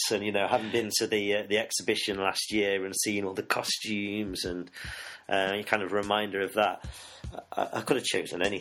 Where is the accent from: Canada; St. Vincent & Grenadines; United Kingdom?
United Kingdom; Nottingham, East Midlands; also born or lived in Sheffield; Yeah, yeah, I grew up in Nottingham.